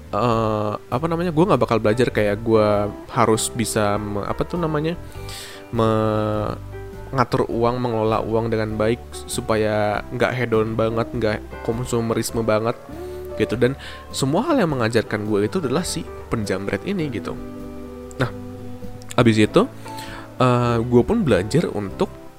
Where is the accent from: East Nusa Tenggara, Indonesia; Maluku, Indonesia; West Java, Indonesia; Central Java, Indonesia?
West Java, Indonesia; Bandung; wali kota gua tuh bikin satu, eh, apa, program tentang work to school